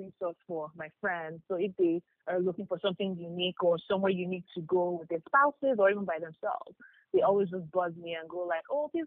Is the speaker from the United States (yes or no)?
no; Ibadan, Oyo, Nigeria; I grew up in Ibadan.